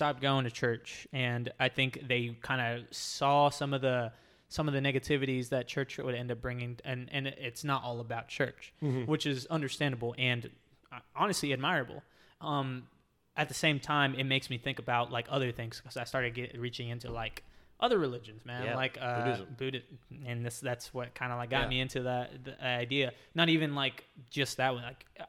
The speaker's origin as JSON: {"language": "English", "region": "Southern United States", "country": "United States", "tie": "born there", "said": "I was born in the Bible Belt. Like, yeah. So I was born into this idea of like religion and Catholicism, baptism, all this other stuff."}